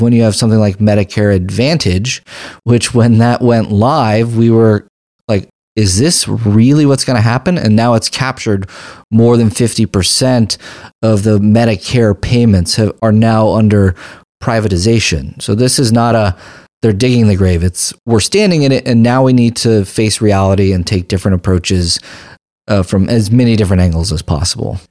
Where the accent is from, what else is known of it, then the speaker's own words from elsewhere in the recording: United States; as a practicing physician, as an American who's gone without health insurance